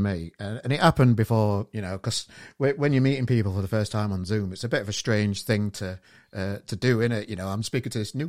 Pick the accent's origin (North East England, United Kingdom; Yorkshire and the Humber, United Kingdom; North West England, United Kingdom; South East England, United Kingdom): Yorkshire and the Humber, United Kingdom; Sheffield; now in Manchester, United Kingdom; I'm from Sheffield originally, but I live in Manchester now